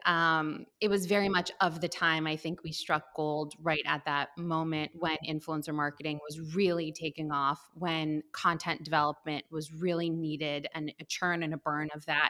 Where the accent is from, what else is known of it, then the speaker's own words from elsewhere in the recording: Westchester, New York, United States; I grew up in the Northeast in Westchester